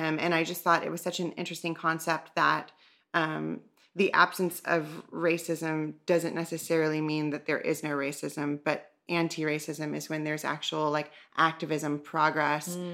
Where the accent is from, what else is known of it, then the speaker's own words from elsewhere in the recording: the South, United States; I'm from the South